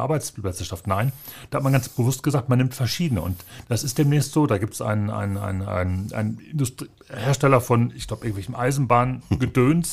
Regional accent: Bochum, North Rhine-Westphalia, Germany; ich habe immer in Bochum gewohnt. Ich habe Bochum nie verlassen, um woanders zu studieren oder zu wohnen.

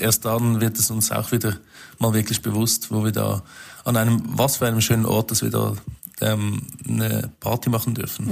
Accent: Zurich, Switzerland; bei uns in Zürich

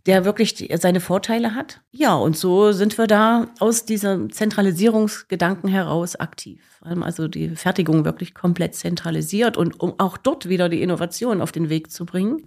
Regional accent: Leipzig, Saxony, Germany; moved away as an adult; now in Gera, Germany; ich komme aus Leipzig

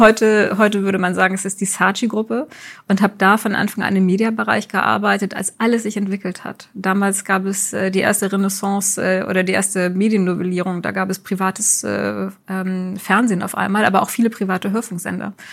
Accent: Wuppertal, North Rhine-Westphalia, Germany; ich bin in Wuppertal geboren und das kam mir immer sehr klein vor

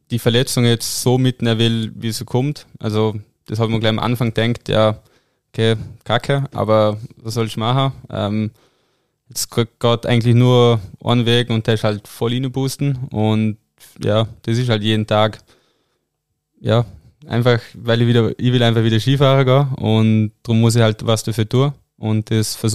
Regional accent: Dornbirn, Vorarlberg, Austria; Hm, also der Hausberg ist Bödele, das ist so ein kleiner Berg mit zwei Lifter

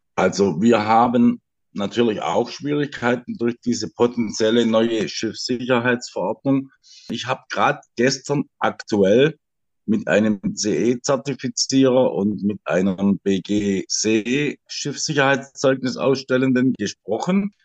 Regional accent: Swabia, Germany; Ich bin Schwabe

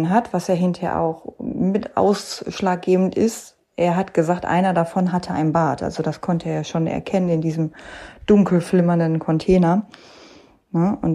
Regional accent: North Rhine-Westphalia, Germany; die haben halt geschockt, wie man das ja so schön nennt bei uns im Ruhrgebiet, ne?

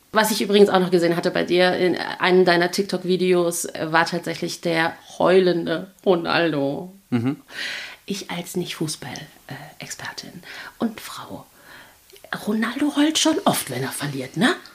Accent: Germany; als äh, Deutsche

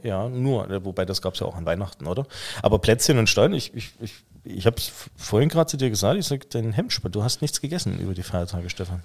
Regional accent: the East, eastern Germany, Germany; moved away; Wir kommen ja beide aus dem Osten

